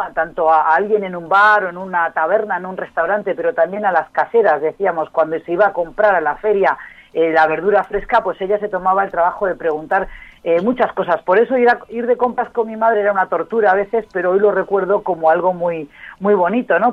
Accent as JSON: {"language": "Spanish", "region": "Basque Country", "country": "Spain", "moved": "yes", "lives_now": "Uruguay", "said": "de donde vengo yo, eh, en Euskadi, en el País Vasco"}